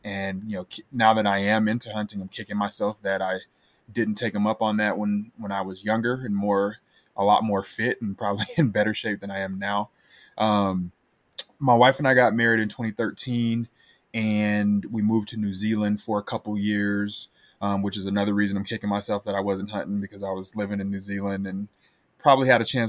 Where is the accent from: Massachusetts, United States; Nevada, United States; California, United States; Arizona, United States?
Nevada, United States; Las Vegas; moved away as an adult; now in Colorado, United States; I am originally from Las Vegas, Nevada. I grew up fishing out in the desert, wherever we could find a watering hole.